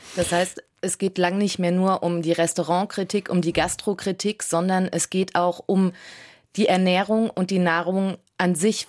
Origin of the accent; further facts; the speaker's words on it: Saarland, Germany; Bei uns im Saarland